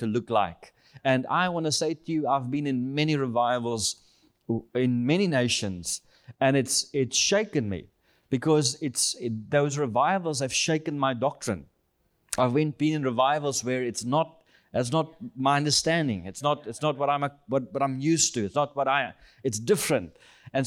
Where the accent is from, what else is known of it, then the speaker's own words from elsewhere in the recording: South Africa; I'm from South Africa, born in South Africa, and we are currently here in the U.S. We're heading back home end of this month